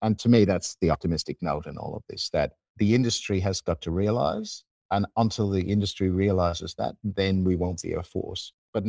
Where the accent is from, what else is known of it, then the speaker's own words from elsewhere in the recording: Australia; being Australian, we believe we need to represent each other.